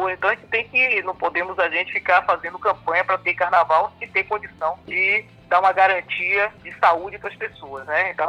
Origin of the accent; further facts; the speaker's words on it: Bahia, Brazil; born there; E para todos nós que nascemos aqui na Bahia, né, principalmente da minha geração